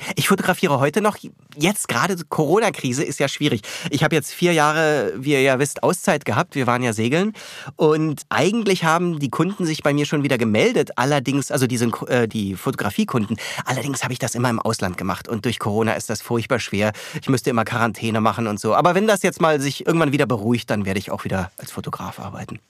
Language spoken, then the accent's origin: German; Bavaria, Germany; moved away as an adult; also born or lived in New York; now in Berlin, Germany; Dann ist meine Familie nach Bayern gezogen. Äh, und ja, da bin ich dann großenteils aufgewachsen